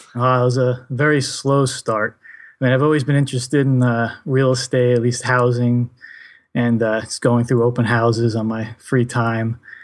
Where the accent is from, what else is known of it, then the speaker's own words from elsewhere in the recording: New Jersey, United States; I am from New Jersey